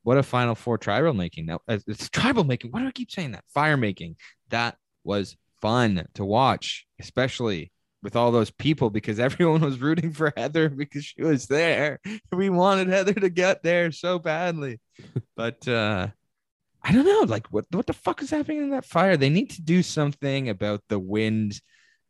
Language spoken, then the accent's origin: English; Canada; I am Canadian